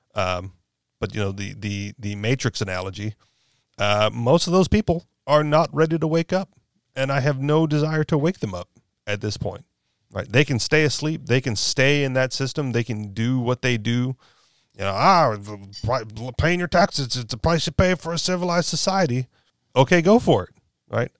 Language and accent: English; Hawaii, United States; moved away as an adult; now in New Hampshire, United States; as much as I was from Hawaii